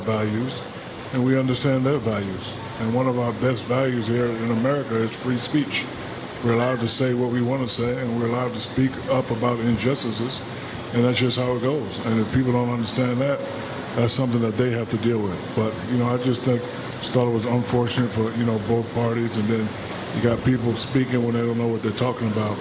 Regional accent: United States; We as American people

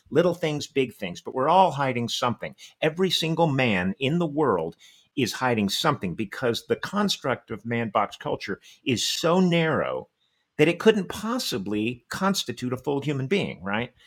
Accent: Texas, United States; I was born and raised in Texas

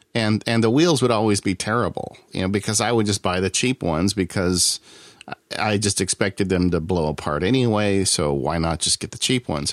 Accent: Southern California, United States; I'm from Southern California

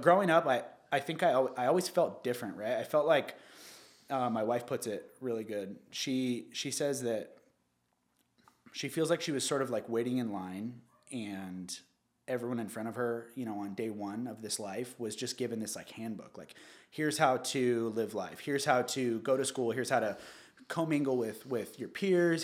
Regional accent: Newport Beach, California, United States; also born or lived in Santa Ana / Costa Mesa; I was born at Hogue Hospital in Newport. I was raised, um, Santa Ana, uh, Costa Mesa, Newport Beach eventually.

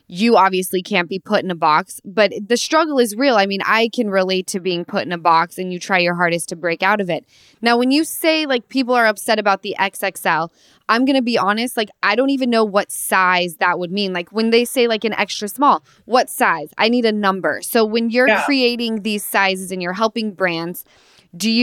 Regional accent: Utah, United States; now in Los Angeles, United States; I'm originally from Utah, but I live

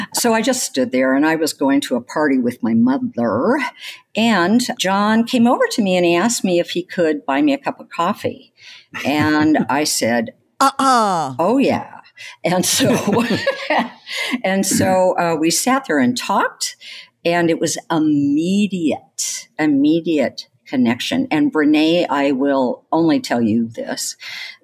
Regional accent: the Northwest, Pacific Northwest, United States; also born or lived in California; I grew up in the Northwest

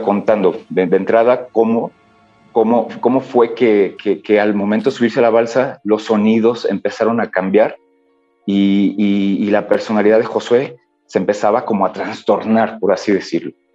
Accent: Michoacán, Mexico; yo soy de Michoacán

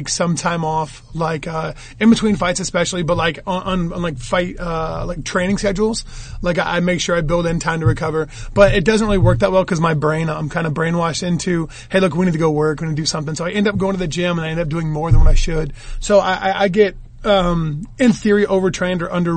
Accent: United States; I'm an American

